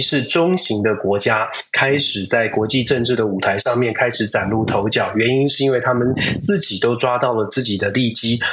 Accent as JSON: {"language": "Chinese", "country": "Taiwan", "tie": "born or raised there", "said": "我们站在台湾长大的这个地方"}